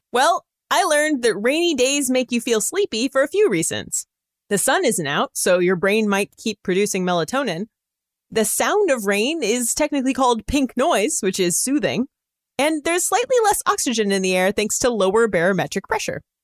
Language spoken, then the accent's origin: English; California, United States; I'm from California